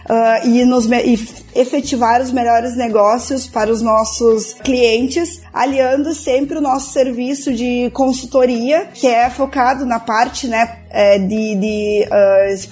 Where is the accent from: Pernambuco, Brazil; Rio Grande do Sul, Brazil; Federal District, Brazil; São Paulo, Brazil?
Rio Grande do Sul, Brazil; Pelotas; Nós somos de Pelotas, pertinho do Porto de Rio Grande, né? Estamos no Rio Grande do Sul